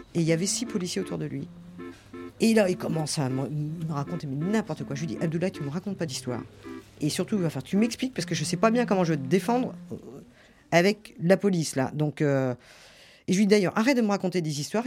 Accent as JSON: {"language": "French", "area": "Gers", "region": "Occitania", "country": "France", "moved": "yes", "said": "je suis du Gers"}